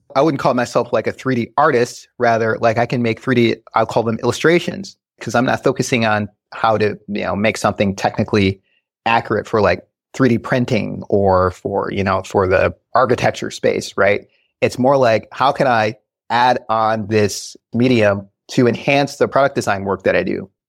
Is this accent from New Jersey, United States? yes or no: no; Westland, Michigan, United States; also born or lived in Grand Rapids, Michigan; Went to school in Westland